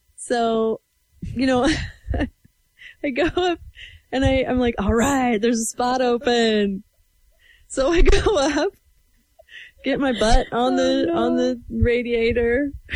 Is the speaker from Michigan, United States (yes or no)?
no; Everson, Washington, United States; I'm from Northwest Washington. This was Nooksack Valley High School, um, in Everson, Washington